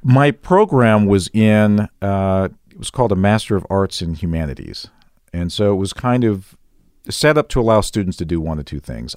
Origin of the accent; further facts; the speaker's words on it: outside of Chicago, Illinois, United States; moved away as an adult; also born or lived in Missouri / Houston / Denver / Kansas City; now in Las Vegas, United States; I grew up outside of Chicago